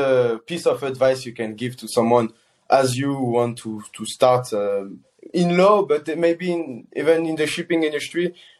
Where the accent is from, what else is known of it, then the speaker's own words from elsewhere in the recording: France; moved away as an adult; now in Netherlands; my home country, which is France